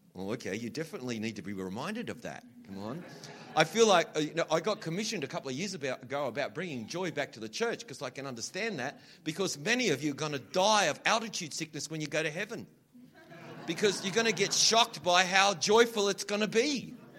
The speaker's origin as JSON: {"language": "English", "country": "Australia", "accent": "Australian", "said": "I have to kind of change my accent a little bit, otherwise, you don't understand me. So it's funny, I have to sort of slide into this other thing. You, should hear me when I'm like really Australian."}